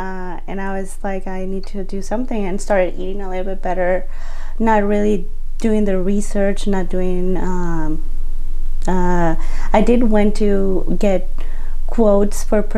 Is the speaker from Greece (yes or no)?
no; Mexico; moved away as an adult; now in United States; I was born and raised in Mexico.